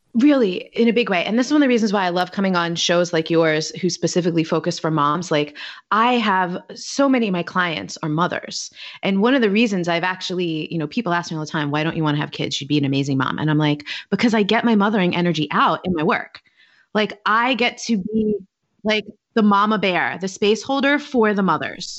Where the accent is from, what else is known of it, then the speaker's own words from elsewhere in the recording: New York City, New York, United States; moved away as an adult; also born or lived in Baltimore / Washington, D.C. / Hoboken, New Jersey / Manhattan; now in Oakland, United States; I'm originally from New York. I'm from Staten Island